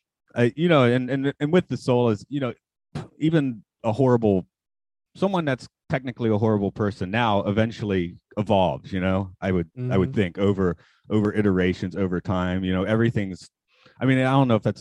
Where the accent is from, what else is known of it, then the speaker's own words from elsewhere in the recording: Atlanta, Georgia, United States; moved away as an adult; now in Nagano, Japan; I'm from Atlanta